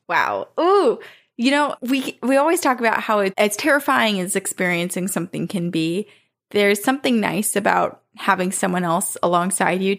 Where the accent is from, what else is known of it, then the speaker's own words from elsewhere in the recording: Texas, United States; he was in my home state of Texas, where his brother N lives.